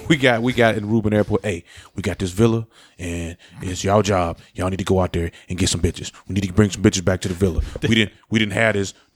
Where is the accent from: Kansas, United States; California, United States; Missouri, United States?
Missouri, United States; St. Louis; St. Louis, my hometown.